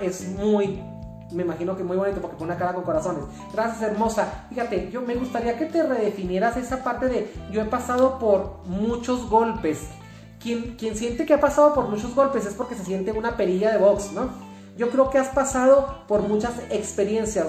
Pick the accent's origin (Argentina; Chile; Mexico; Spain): Mexico; los mexicanos somos maravillosos